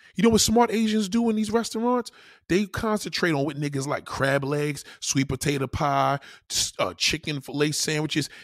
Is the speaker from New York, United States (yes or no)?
yes; New York, United States; I'm a New Yorker.